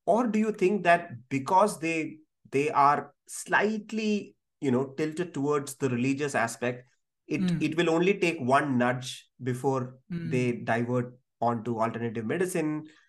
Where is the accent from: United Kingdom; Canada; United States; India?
India; also born or lived in Kozhikode